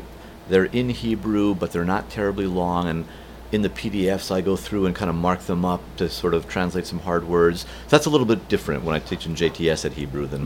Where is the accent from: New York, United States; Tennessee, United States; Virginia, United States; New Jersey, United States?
New Jersey, United States; the Ramah that I went to when I was a kid growing up in New Jersey